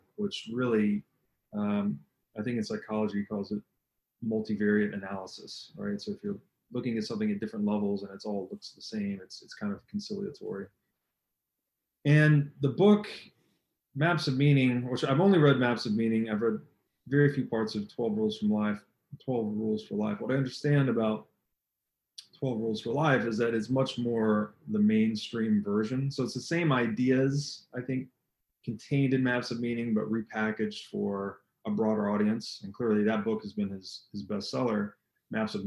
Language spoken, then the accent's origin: English; Tennessee, United States; I grew up in Tennessee